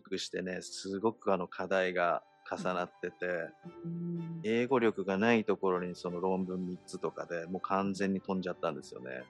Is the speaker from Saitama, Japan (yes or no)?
yes; Misato, Saitama, Japan; moved away as an adult; now in Hawaii, United States; 僕は埼玉県の三郷市っていうところ出身なんです